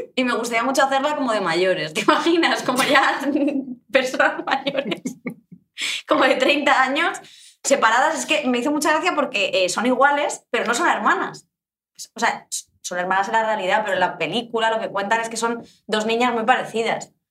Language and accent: Spanish; Madrid, Community of Madrid, Spain; Yo soy de Madrid 100%. Eh, o sea, no tengo otras raíces.